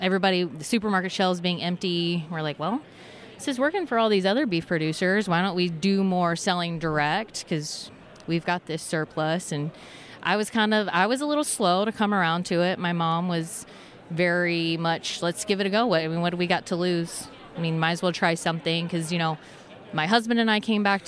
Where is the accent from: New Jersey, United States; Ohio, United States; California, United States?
Ohio, United States; Hillsboro; from Hillsboro, Ohio. My family owns and operates Maple Crest Farms